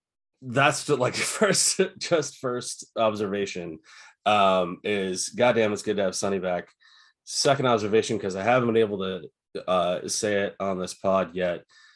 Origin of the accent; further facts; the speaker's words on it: Ireland; well, you know, I'm Irish, I can call anybody Big Mick if I want to.